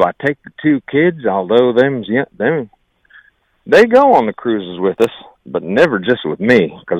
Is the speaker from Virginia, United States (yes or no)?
yes; Virginia, United States; now in Pickaway County, United States; Hey, my accent, I done come up through West Virginia from Virginia down there, talk more like this in Virginia.